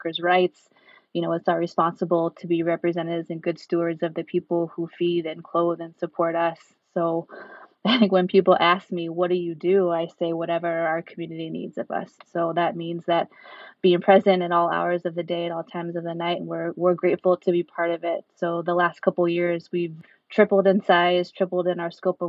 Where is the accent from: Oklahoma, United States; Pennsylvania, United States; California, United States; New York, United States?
California, United States; Sacramento; moved away as an adult; also born or lived in Bay Area; now in Salinas, United States; born and raised in Sacramento